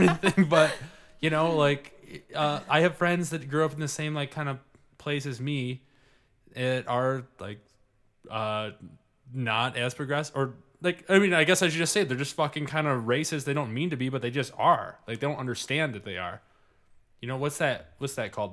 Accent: Livonia, Michigan, United States; I grew up in Livonia, Michigan.

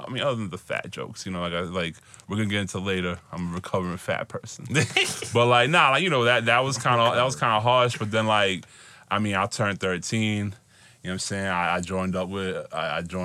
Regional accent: New York City, New York, United States; I'm from Queens. What's it called? I was born in Jackson Heights. Literally moved across a bridge to Flushing, and that's been my life ever since.

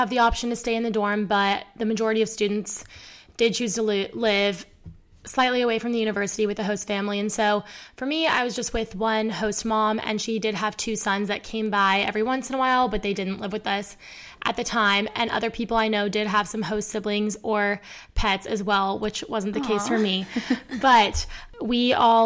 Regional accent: Frisco, Texas, United States; also born or lived in Colorado; My hometown is Frisco, Texas, but my family recently moved to Colorado

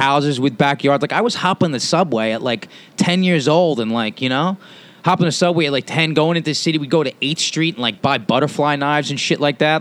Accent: New York City, New York, United States; also born or lived in Los Angeles; I'm from this island, man. I was born in New York on this island, moved out to Queens, and lived back and forth between Manhattan and the Manhattan and Queens up until I was uh, a teenager.

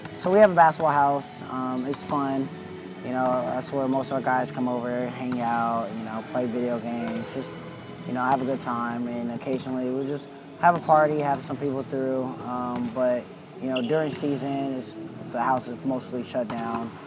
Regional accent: near Long Beach, California, United States; I was 15 minutes away from here

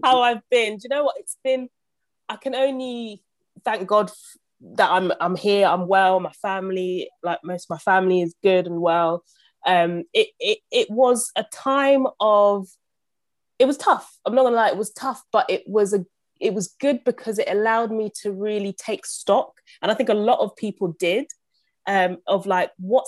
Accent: London, United Kingdom; also born or lived in Uganda; Grew up in a council flat in Southeast London

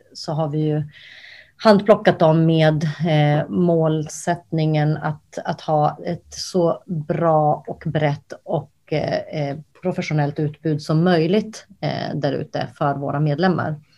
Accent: Kosovo; now in Sweden; jag är ursprungligen från Kosovo

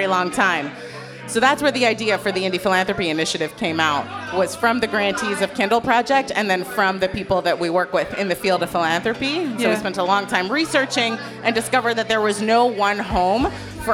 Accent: Toronto, Ontario, Canada; also born or lived in Montreal; I was born in Toronto. I was raised there.

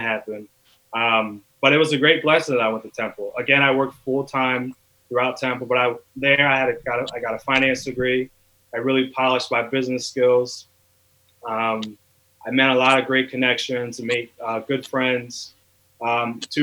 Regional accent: Bristol, Pennsylvania, United States; I'm a Bristolian. Shout out to Bristol Borough. I spent majority of my teenage years, high school, kindergarten, growing up in Bristol. So I grew up in Bristol

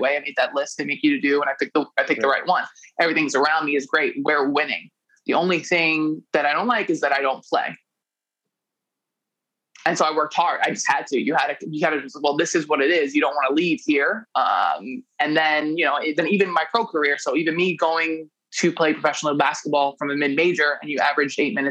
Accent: New York City, New York, United States; moved away as an adult; now in Italy; I grew up in New York City in the late 2000s

